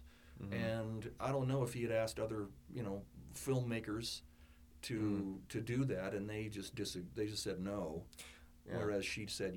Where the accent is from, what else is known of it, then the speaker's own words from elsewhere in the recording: United States; as an American and as a what I consider to be a patriotic American